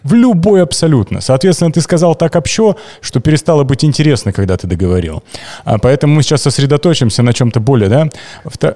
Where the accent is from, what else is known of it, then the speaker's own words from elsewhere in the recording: Kemerovo, Kemerovo Oblast, Russia; я родился в Кемерово на 87-м